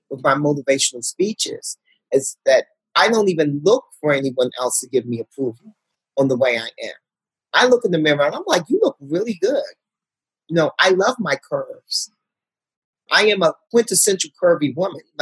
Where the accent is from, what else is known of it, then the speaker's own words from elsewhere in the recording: Harlem, New York, United States; I'm from Harlem. Women with great bodies walk around all day long in my community.